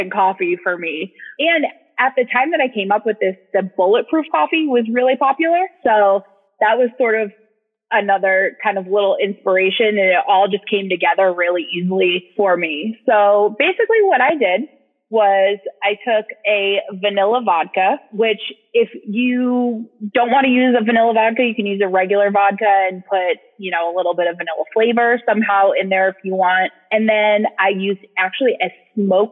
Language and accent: English; New England, United States; now in Austin, United States; I am originally from New England, and which sometimes you can hear my voice, sometimes you can't. And now I live in Austin, Texas